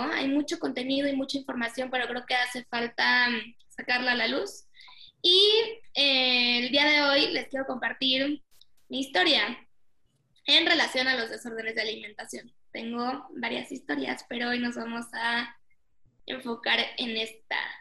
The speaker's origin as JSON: {"language": "Spanish", "country": "Mexico", "tie": "born or raised there", "said": "nací aquí en México"}